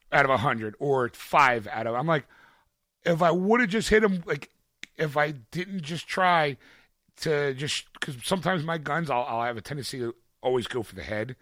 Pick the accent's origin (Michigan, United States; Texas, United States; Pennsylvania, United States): Pennsylvania, United States; Philadelphia; my hometown